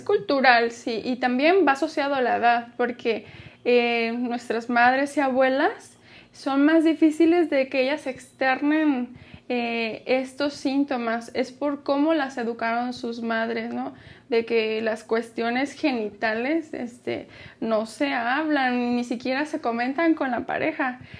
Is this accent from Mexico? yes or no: yes; Mexico; somos mexicanos